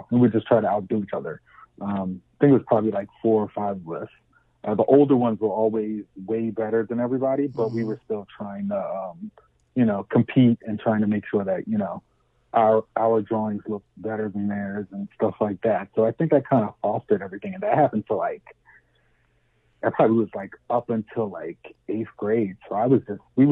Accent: Camden, New Jersey, United States; moved away as an adult; also born or lived in Spanish Town, Jamaica / Syracuse, New York; I'm from Canton. I don't know if you're familiar with like the dynamics of Canton, but it's pretty much, you know, really urban, all, you know, all Black and Hispanic kids

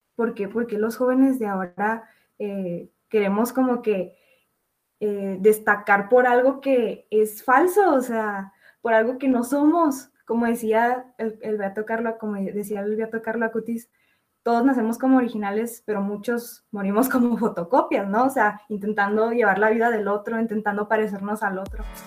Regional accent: Chihuahua, Mexico; soy de Chihuahua, México, y tengo 20 años

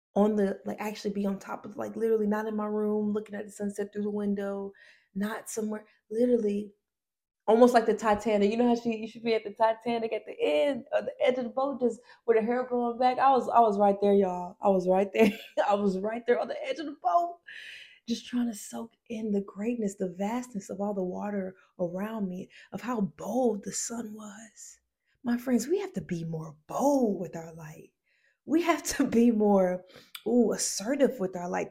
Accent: Decatur, Georgia, United States; I'm from a place called Decatur, Georgia.

